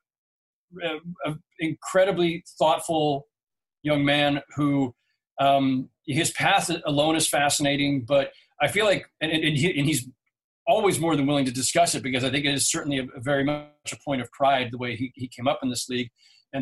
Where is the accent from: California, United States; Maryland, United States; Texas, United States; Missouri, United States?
California, United States; moved away as an adult; now in Brooklyn, United States; I'm from California